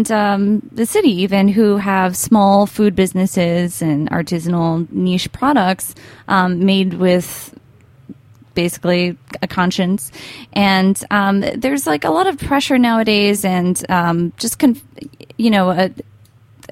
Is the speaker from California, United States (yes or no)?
no; New Jersey, United States; Fresh Fields, which I happen to remember from New Jersey when it first opened, where I grew up